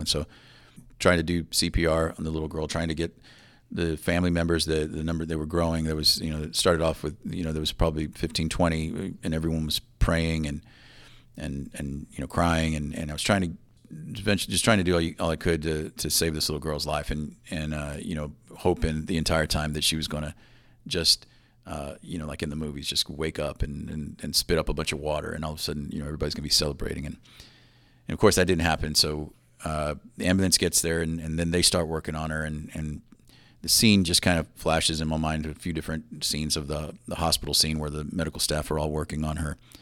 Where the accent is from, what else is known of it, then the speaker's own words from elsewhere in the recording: Floresville, Texas, United States; Floresville, Texas, about thirty miles south of San Antonio